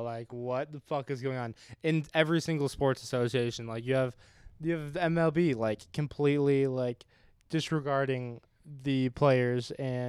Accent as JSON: {"language": "English", "region": "Southwest Michigan", "country": "United States", "tie": "born or raised there", "said": "I grew up in Southwest Michigan."}